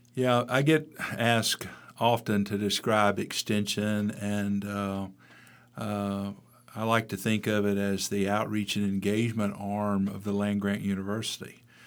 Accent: Mississippi, United States; also born or lived in Pennsylvania; had an opportunity to come back to my home state in 1993

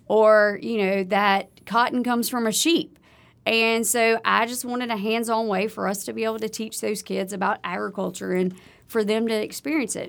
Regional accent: Livingston Parish, South Louisiana, United States; moved away as an adult; now in Starkville, United States; I grew up in South Louisiana. I grew up, um, in Livingston Parish, just outside of Baton Rouge

